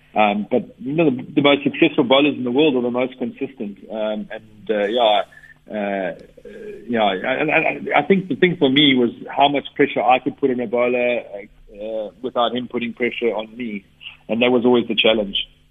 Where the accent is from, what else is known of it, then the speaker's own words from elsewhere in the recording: South Africa; growing up in South Africa, we play on generally fast bouncy pitches, so we learn to play fast bowling, I guess, as a as a youngster